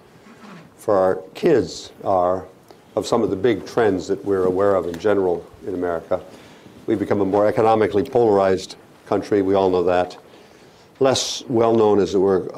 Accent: Port Clinton, Ohio, United States; moved away; When I was growing up in Ohio in the 1950s

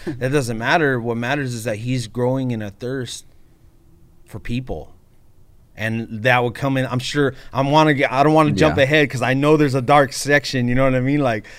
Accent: Baldwin Park, California, United States; also born or lived in East Los Angeles; I grew up in my family comes from East LA, and then I grew up in Baldwin Park with Hispanic culture

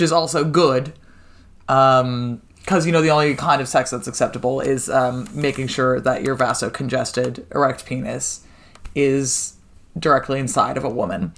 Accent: United States; as an American

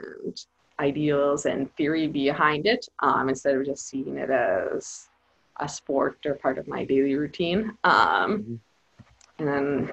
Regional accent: Helena, Montana, United States; moved away as an adult; now in Peru; I'm from Helena, Montana, but I've been living in Peru for the last 5 years.

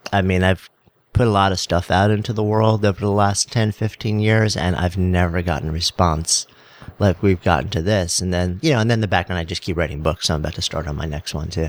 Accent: New York, United States; I'm a New Yorker

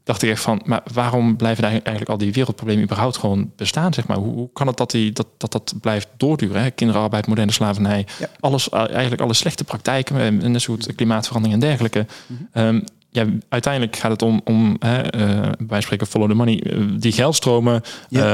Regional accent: Netherlands; daar zijn we Nederlanders, als Nederlanders heel goed

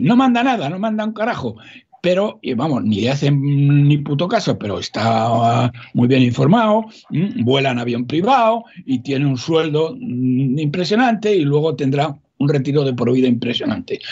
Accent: Salamanca, Castile and León, Spain; desde mi tierra, Castilla-León, yo soy de Salamanca

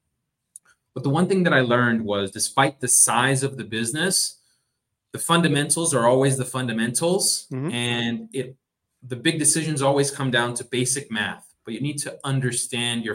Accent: Boston, Massachusetts, United States; moved away as an adult; also born or lived in Miami; I am a Bostonian. I was born and grew up in Boston

